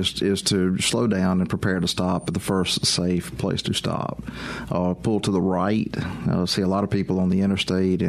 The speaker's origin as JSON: {"language": "English", "town": "Meridian", "region": "Mississippi", "country": "United States", "tie": "born or raised there", "said": "I'm originally from Meridian"}